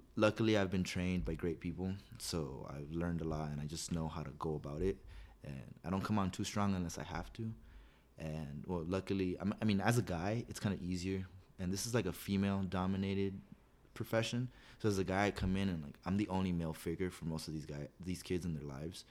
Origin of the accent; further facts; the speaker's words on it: La Puente, California, United States; I grew up here in La Puente